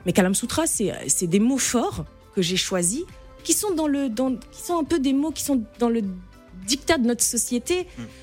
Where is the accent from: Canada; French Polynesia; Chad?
Chad; moved away as an adult; now in Paris, France; je suis née, j'ai grandi au Tchad et je suis revenue m'installer, euh, il y a à peine deux ans